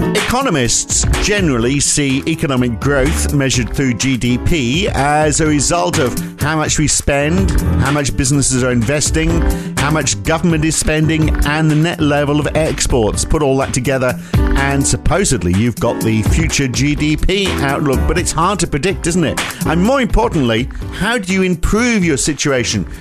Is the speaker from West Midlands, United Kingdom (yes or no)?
no; North East England, United Kingdom; I grew up in the Northeast England